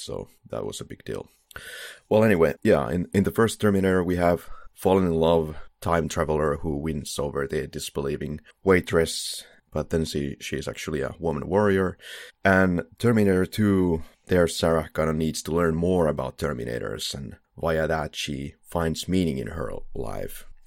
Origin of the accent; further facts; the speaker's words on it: Finland; English is a second language; we're both from Finland, so yeah, we have an accent